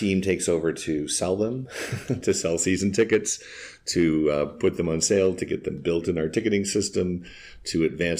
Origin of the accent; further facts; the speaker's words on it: northern Iowa, United States; also born or lived in St. Petersburg, Florida; now in Des Moines, United States; I grew up in northern Iowa. I grew up on a farm.